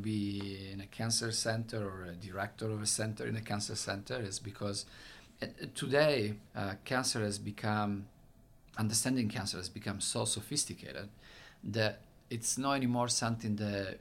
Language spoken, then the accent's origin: English; Italy; accent: Italian; English is a second language; moved away as an adult; now in United States; I'm from Italy. You probably can tell from my very thick accent.